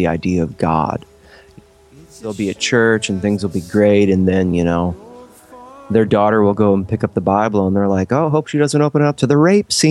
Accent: Ohio, United States; growing up in Ohio

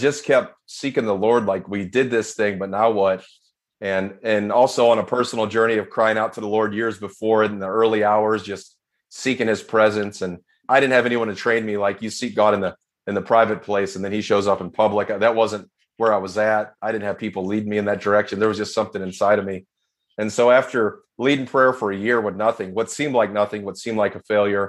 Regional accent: St. Louis, Missouri, United States; also born or lived in Africa; I'm a St. Louis boy. And so I grew up here in St. Louis

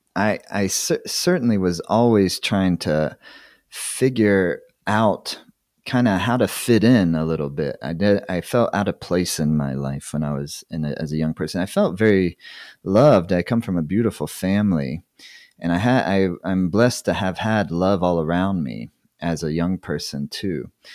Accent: South Carolina, United States; moved away as an adult; also born or lived in Tennessee; I grew up in the Southeast United States in the eighties

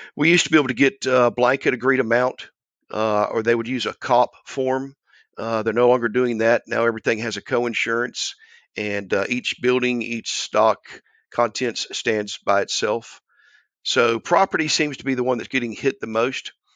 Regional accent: Albany, Georgia, United States; my hometown of Albany

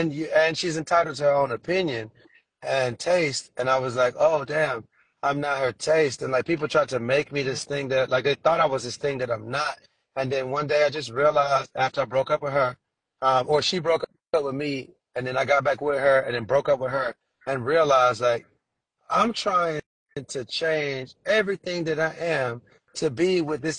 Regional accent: Trinidad & Tobago; born there; I was born in Trinidad. Let me take it back to my roots.

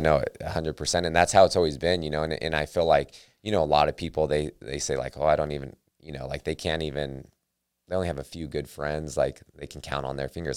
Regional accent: Sacramento, California, United States; I'm from Sacramento

